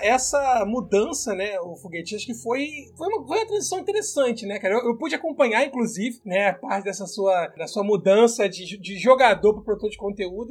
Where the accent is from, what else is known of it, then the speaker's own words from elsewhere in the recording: Rio de Janeiro, Brazil; nós somos cariocas